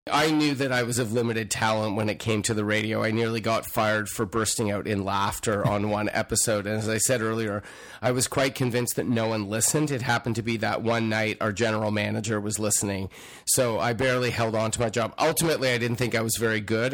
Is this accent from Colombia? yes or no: no; Toronto, Ontario, Canada; also born or lived in Montreal, Quebec; I left when I was two, so I don't have much recollection of that other than good hockey and good bagels. Growing up in Toronto, frankly, was great